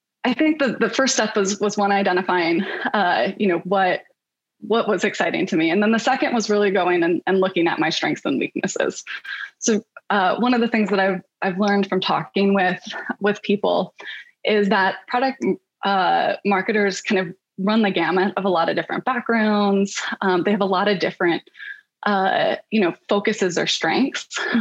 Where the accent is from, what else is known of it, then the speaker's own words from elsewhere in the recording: Michigan, United States; moved away as an adult; also born or lived in New York; now in Bay Area, United States; I'm originally from Michigan